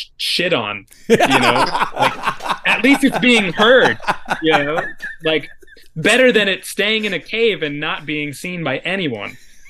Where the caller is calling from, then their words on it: New York, United States; because I'm calling in from New York, the woods of mid-state New York.